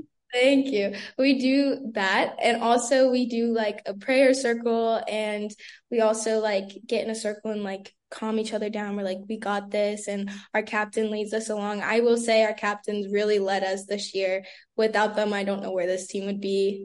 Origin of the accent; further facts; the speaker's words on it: Brandon, Florida, United States; I'm originally from Brandon, Florida